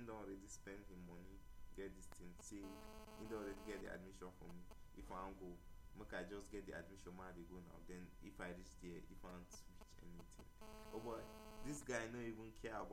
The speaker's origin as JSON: {"language": "English", "country": "Nigeria", "said": "As a Nigerian"}